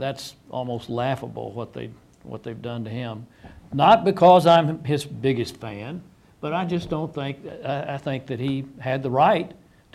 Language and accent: English; Texas, United States; I was raised in Texas.